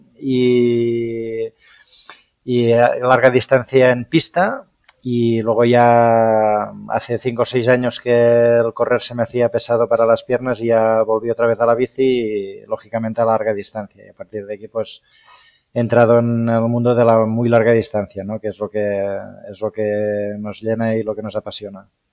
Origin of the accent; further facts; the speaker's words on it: Spain; yo soy nacido en Trem, que es el pueblo donde ejerzo de médico